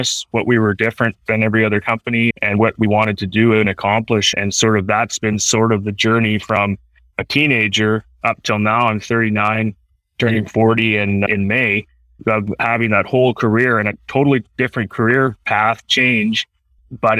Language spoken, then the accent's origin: English; Surrey, British Columbia, Canada; also born or lived in Chilliwack / Michigan; being Canadian. Obviously, I grew up in Surrey and played hockey at a young age.